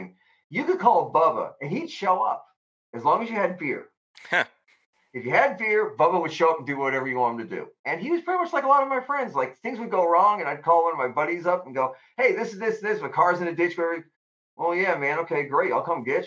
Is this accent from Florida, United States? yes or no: yes; Central Florida, United States; also born or lived in Bronx, New York; a lot of guys I grew up with here in Central Florida because, you know, I originally was born in the Bronx, New York, and then my family moved down here in like 1971.